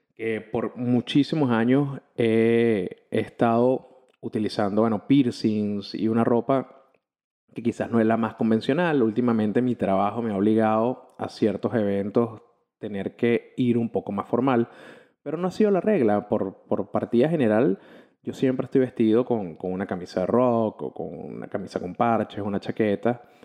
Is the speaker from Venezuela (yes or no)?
yes; Caracas, Capital District, Venezuela; soy un periodista de Caracas, Venezuela